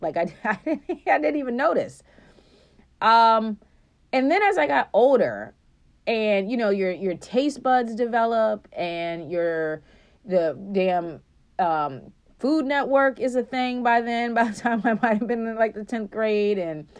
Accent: Japan; born there; I was born in Japan, and so my parents bought this beautiful, like, it's not china, but it's like some type of dish that you bake

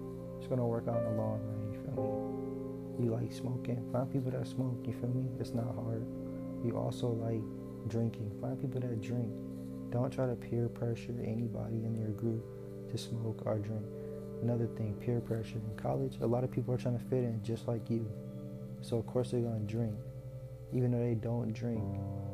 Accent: Atlanta, Georgia, United States; moved away; I grew up in Atlanta

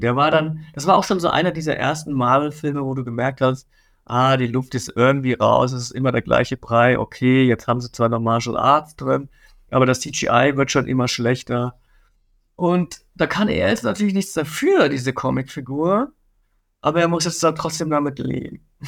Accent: Bavaria, Germany; ich komme aus Bayern.

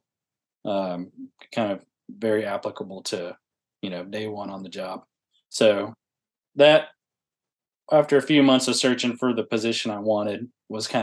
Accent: Huntsville, Texas, United States; I'm from Huntsville, Texas, not Alabama

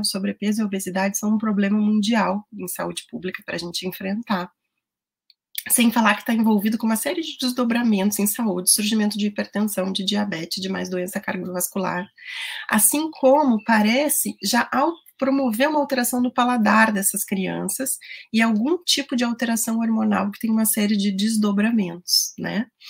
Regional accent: Rio Grande do Sul, Brazil; eu falo para vocês do Rio Grande do Sul, eu sou gaúcha

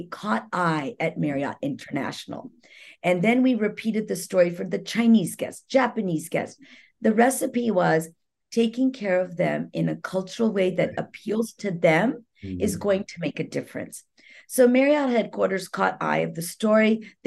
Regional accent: India; moved away; I'm an Indian salesperson

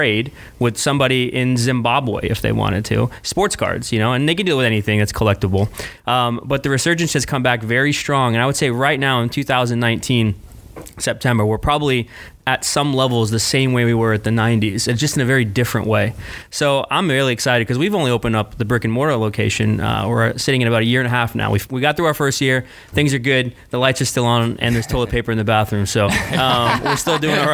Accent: O'Fallon, Missouri, United States; I grew up in St. Louis, Missouri, outside of St. Louis, a little place called O'Fallon.

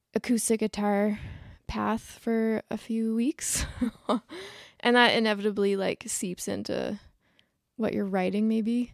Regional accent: Ontario, Canada; moved away as an adult; now in Nova Scotia, Canada; I'm from Ontario, but I was living I haven't lived in Ontario in, like, thirteen years.

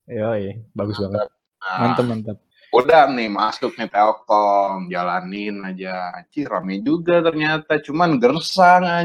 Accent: Bandung, West Java, Indonesia; padahal gue orang Bandung

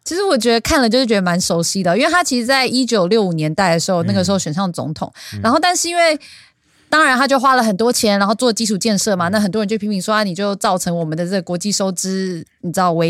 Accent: Taiwan; 我台湾人还是比较 nice

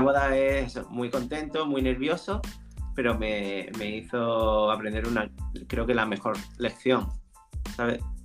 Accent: Nerja, Andalusia, Spain; trabajaba en la discoteca de mi pueblo, en Nerja

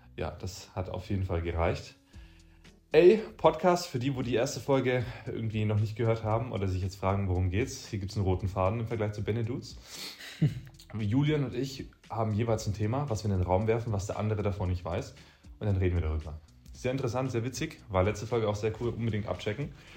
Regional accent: Böbingen, Baden-Württemberg, Germany; in Böbingen, da wo ich herkomme

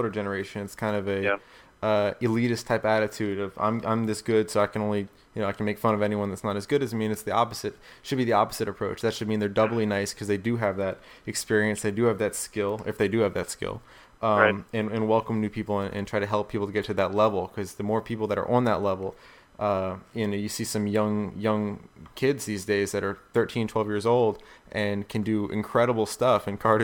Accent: South Carolina, United States; I'm from South Carolina

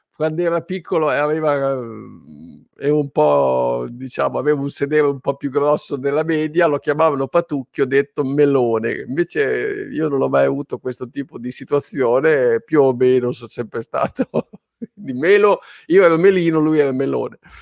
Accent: Emilia-Romagna, Italy; io sono romagnolo

